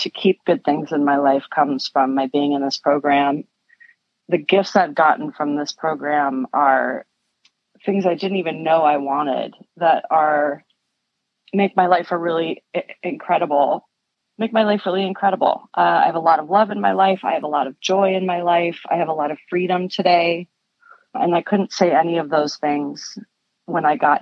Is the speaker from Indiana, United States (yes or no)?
no; Connecticut, United States; I grew up in Connecticut, a town that was really beautiful